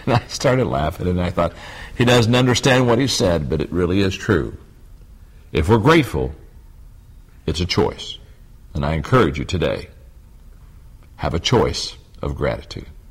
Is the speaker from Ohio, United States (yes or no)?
yes; Circleville, Ohio, United States; I grew up in Circleville, Ohio, just 25 miles straight south on Route 23